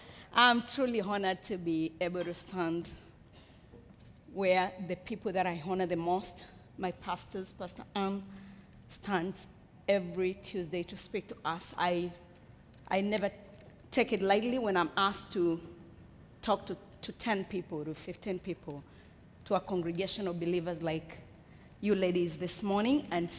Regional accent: Kenya; born there; I was born in Africa. I was born in Kenya, in East Africa, to a parent who already had 9 children. I'm a last one of a family of 10.

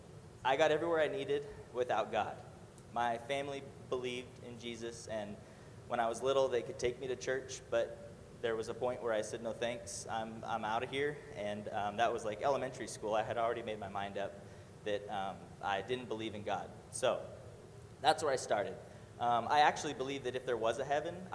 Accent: Murrieta, California, United States; I was born and raised in Murrieta, California

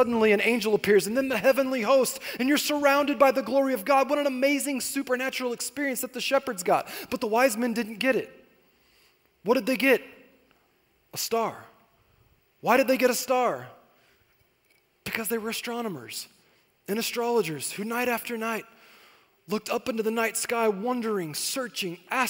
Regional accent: Corona, California, United States; moved away as an adult; also born or lived in Temecula Valley; now in Temecula, United States; I grew up in Corona, and I had moved out here to the Temecula Valley

